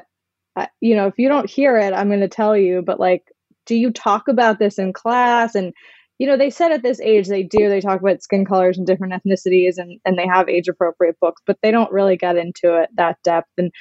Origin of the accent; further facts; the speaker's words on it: Maryland, United States; where I grew up in Maryland